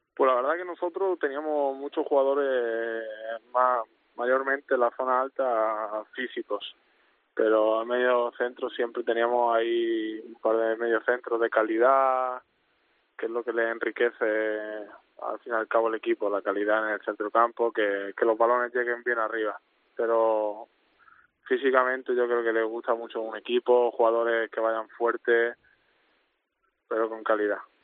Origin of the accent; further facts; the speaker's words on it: Málaga, Andalusia, Spain; moved away as an adult; also born or lived in Netherlands / Cartagena; now in Molde, Norway; yo nací en Málaga, yo junto a todos mis hermanos